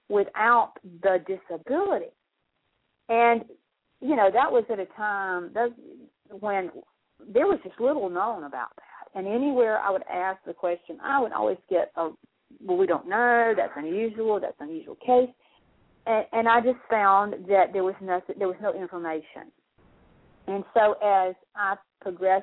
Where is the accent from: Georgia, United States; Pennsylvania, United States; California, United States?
Georgia, United States; South; growing up in South Georgia